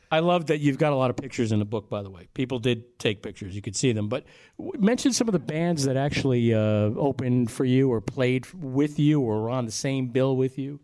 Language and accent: English; Long Island, New York, United States; we're from Long Island, 45 miles due east of Manhattan